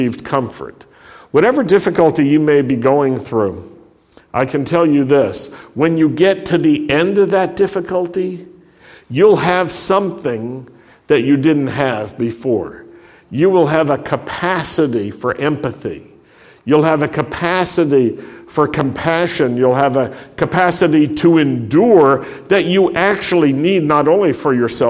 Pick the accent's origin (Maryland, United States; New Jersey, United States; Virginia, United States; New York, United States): Virginia, United States; Roanoke; a young Jew growing up in the Shenandoah Valley and the Blue Ridge Valley in Roanoke, Virginia